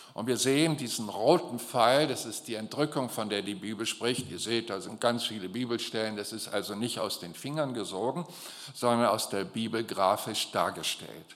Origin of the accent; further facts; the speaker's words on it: Germany; für mich als Deutsche